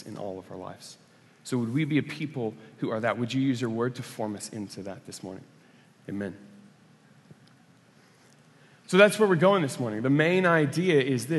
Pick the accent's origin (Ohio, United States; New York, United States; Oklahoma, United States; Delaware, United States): Oklahoma, United States; I grew up in Oklahoma